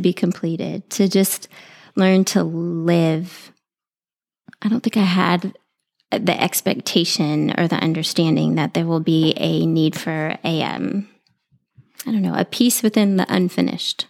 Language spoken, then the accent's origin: English; San Antonio, Texas, United States; I grew up here in San Antonio